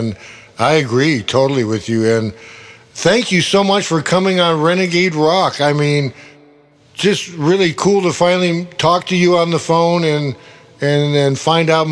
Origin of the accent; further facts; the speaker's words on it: Cleveland, Ohio, United States; I'm a kid from Cleveland